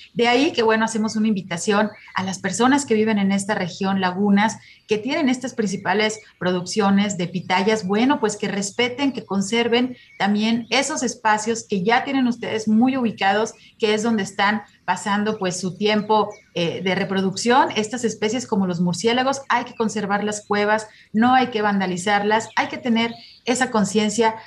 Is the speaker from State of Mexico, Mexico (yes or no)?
no; Jalisco, Mexico; como jaliscienses y como mexicanos